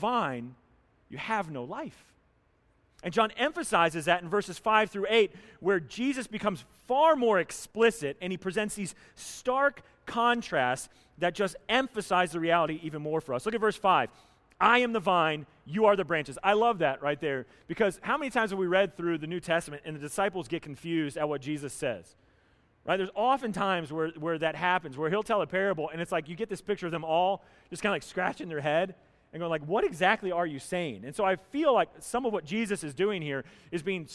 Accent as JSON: {"language": "English", "region": "North Carolina", "country": "United States", "tie": "born or raised there", "moved": "yes", "said": "Where I grew up down in North Carolina"}